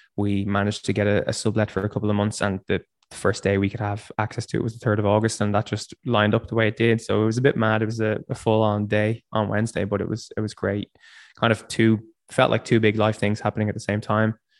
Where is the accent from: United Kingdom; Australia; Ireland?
Ireland; Dundalk, Leinster; moved away as an adult; also born or lived in Dublin; now in Berlin, Germany; I grew up in in near Dundalk, and I've been I've been living in Dublin for ten years.